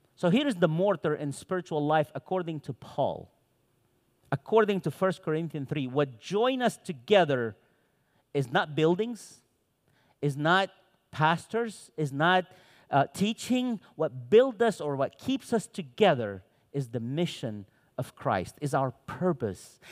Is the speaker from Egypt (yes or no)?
yes; Cairo, Cairo Governorate, Egypt; first language Arabic; English is a second language; also born or lived in Santa Cruz, Bolivia; now in United States; I was born in Cairo, Egypt. I lived my entire young adult life in Santa Cruz, Bolivia, from Egypt to Bolivia.